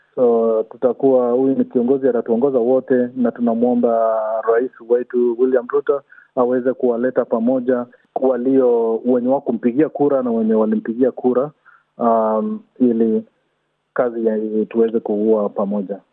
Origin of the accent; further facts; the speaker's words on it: Kenya; now in Australia; sisi ni Wakenya